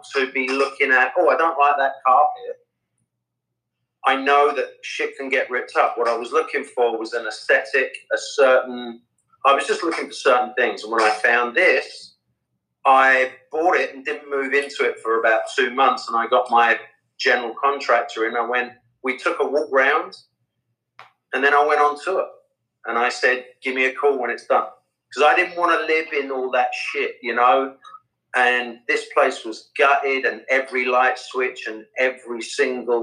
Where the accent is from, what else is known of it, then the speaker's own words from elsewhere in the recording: England, United Kingdom; I'm English.